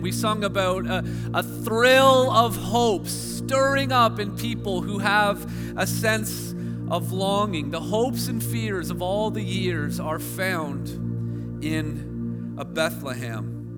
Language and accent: English; Hamilton, Ontario, Canada; my hometown of, of Hamilton